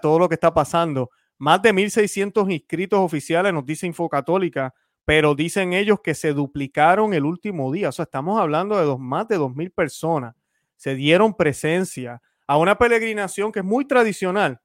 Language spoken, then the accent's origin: Spanish; Puerto Rico; cuando pequeño en Puerto Rico